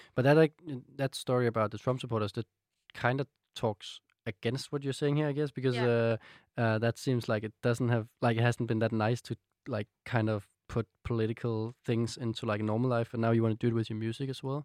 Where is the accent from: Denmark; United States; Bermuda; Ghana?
Denmark; accent: Danish; English is a second language; you're Danish